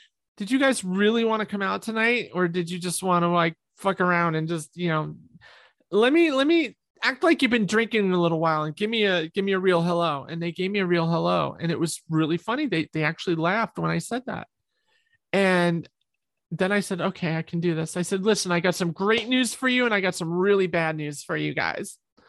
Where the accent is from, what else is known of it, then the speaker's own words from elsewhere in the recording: New York, United States; I'm from New York. I say the F word a lot